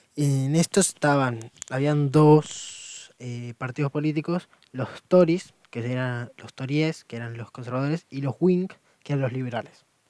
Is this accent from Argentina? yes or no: yes; Argentina; del país de donde vengo